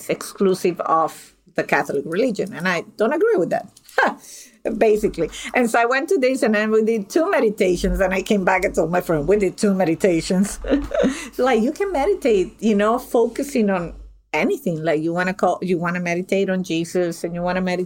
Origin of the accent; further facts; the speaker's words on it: Venezuela; moved away; I'm originally from Venezuela